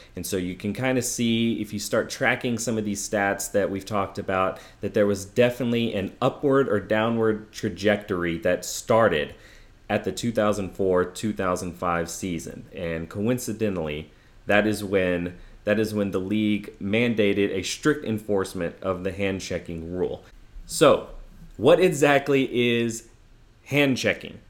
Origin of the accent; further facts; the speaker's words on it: Houston, Texas, United States; my hometown Rockets were the, the victors, like, I really loved that finals as an eleven-year-old kid